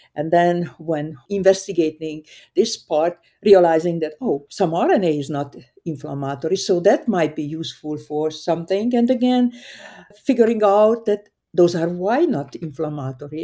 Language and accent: English; Hungary; moved away; I grew up in Hungary, a very small town